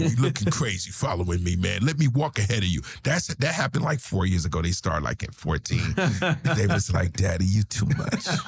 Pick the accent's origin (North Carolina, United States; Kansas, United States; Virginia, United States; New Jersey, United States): New Jersey, United States; I grew up in Jersey